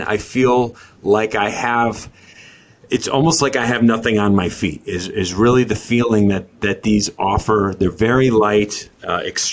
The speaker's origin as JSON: {"language": "English", "region": "Connecticut", "country": "United States", "moved": "yes", "lives_now": "Florida, United States", "said": "I've lived in Florida as long as I lived in Connecticut, where I'm from"}